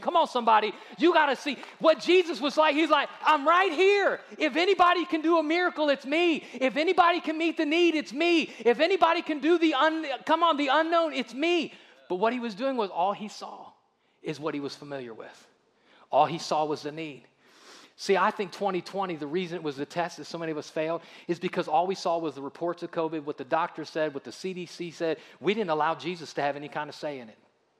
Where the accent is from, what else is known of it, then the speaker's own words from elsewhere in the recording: Akron, Ohio, United States; now in Alabama, United States; I'm from Ohio.